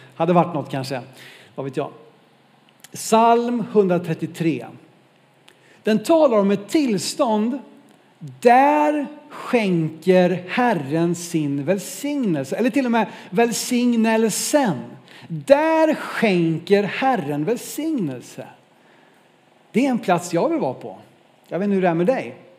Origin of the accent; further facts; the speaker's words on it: Norrland, Sweden; som norrlänning